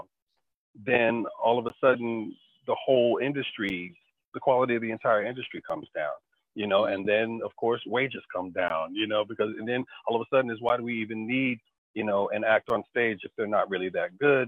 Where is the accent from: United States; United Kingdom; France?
United States; Chicago, Illinois; a young African-American kid growing up in Chicago